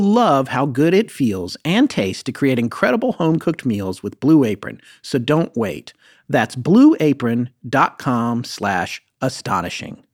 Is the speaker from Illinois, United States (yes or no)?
no; North Carolina, United States; my home state of North Carolina